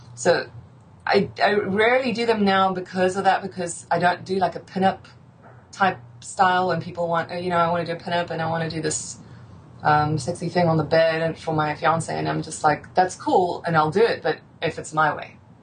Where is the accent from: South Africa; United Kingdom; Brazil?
South Africa; I grew up in South Africa